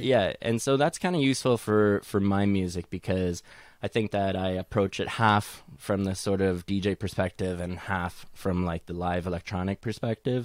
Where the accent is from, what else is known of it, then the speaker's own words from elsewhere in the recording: Edmonton, Alberta, Canada; now in Toronto, Canada; even though I'm, I'm based in Toronto, I, I am originally from Edmonton.